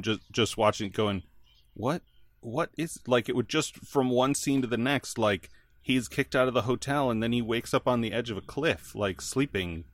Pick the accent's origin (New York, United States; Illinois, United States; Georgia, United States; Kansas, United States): Illinois, United States; outside Chicago; I grew up outside Chicago